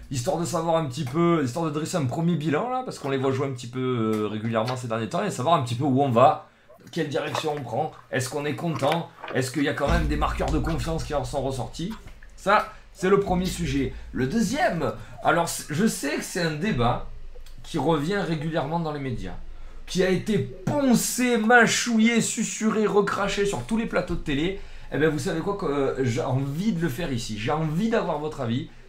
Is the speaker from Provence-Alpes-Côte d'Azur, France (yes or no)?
yes; Marseille, Provence-Alpes-Côte d'Azur, France; si moi je suis de Marseille avec le maillot